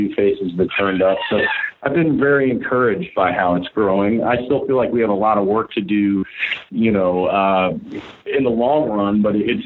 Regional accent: Chattanooga, Tennessee, United States; I grew up in Chattanooga, but literally had to leave it when I was about 18 years old

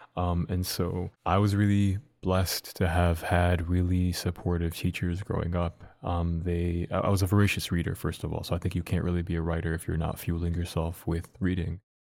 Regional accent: Dearborn, Michigan, United States; also born or lived in Detroit; I was born in Detroit, lived there for, as a baby, moved to Dearborn

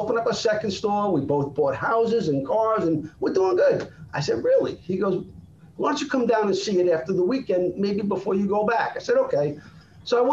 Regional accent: Brooklyn, New York, United States; moved away; also born or lived in South Florida; I grew up in Brooklyn.

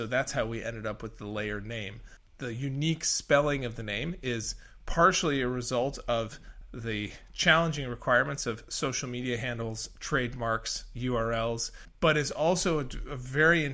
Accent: Colorado, United States; moved away; I come originally from Colorado, and Colorado is in the Western US, is a very, I would say, a place with a lot of water scarcity and history of conflict around water, splitting between urban and agricultural use. And water's always been something that I've been interested in because I grew up there

